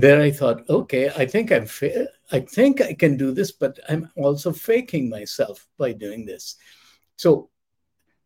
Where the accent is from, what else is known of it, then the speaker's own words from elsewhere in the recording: India; moved away; I grew up in India